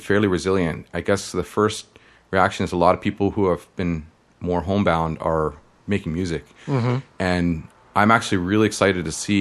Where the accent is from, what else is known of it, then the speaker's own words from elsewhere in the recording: Toronto, Ontario, Canada; I grew up in suburbs of Toronto called Scarborough